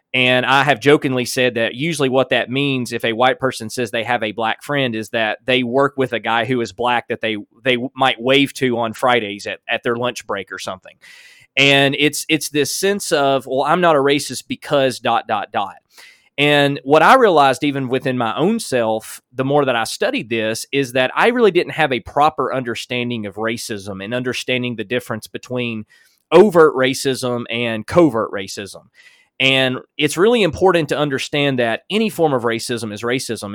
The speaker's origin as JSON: {"language": "English", "region": "Alabama", "country": "United States", "tie": "born or raised there", "said": "as a white man growing up in Alabama"}